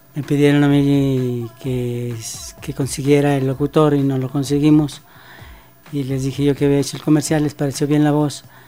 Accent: Veracruz, Mexico; soy veracruzano

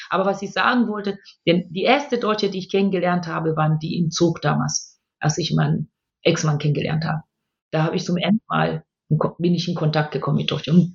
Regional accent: Tanzania; born there; wollte ich nur ganz kurz ähm, das Land, wo ich geboren bin, also ganz laut klatschen für Tansania und es in Schutz nehmen.

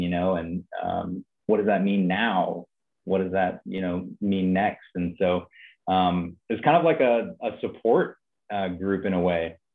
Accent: Napa, California, United States; moved away as an adult; now in Nashville, United States; I stayed in my hometown. I'm from Napa, California, and I just stayed there

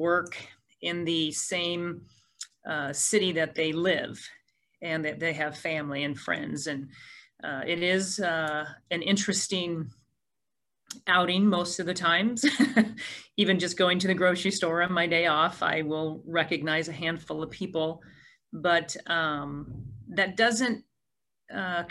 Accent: Port Orchard, Washington, United States; this community where I was not born, but I was raised here in Port Orchard. I've lived here for over 45 years

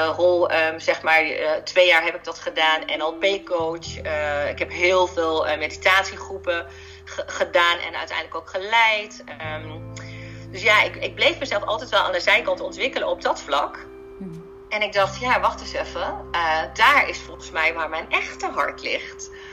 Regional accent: Heerlen, Limburg, Netherlands; moved away; toen ben ik terug verhuisd naar Limburg, want daar ben ik geboren. Ik ben in Heerlen geboren en helemaal in het zuiden

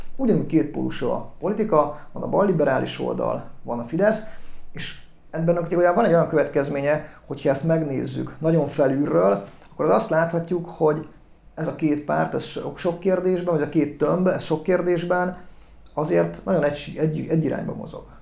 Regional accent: Miskolc, Borsod-Abaúj-Zemplén, Hungary; also born or lived in Eger; én Tőzsdökeres Miskolc vagyok, egy Miskolc Peretesen születtem, és jelenleg is

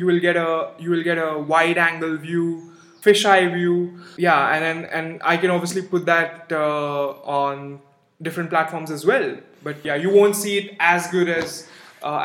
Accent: India; we are from India

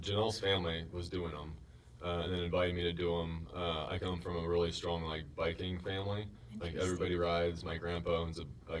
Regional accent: Upland, Indiana, United States; also born or lived in Oregon / Michigan / Muncie, Indiana; So, grew up in Upland. Well. Born in Oregon

